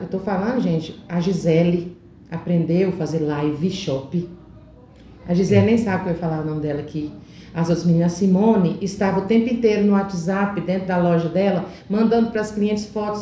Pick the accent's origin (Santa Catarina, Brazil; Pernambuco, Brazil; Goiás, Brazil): Goiás, Brazil; Alto Horizonte; moved away; Eu sou de Alto Horizonte, vim para cá com três anos